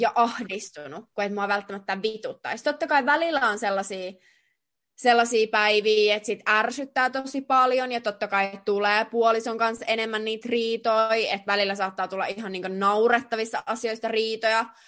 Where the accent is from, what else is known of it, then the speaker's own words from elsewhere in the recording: Jyväskylä, Central Finland, Finland; moved away as an adult; now in Russia; oltiin tosiaan Jyväskylässä mun kotikaupungissa